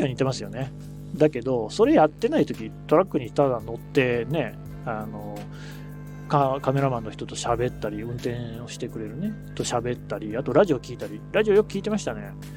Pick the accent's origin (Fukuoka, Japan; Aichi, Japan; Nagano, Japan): Aichi, Japan; Asahigaoka High School; 僕は旭川高校っていう県立の高校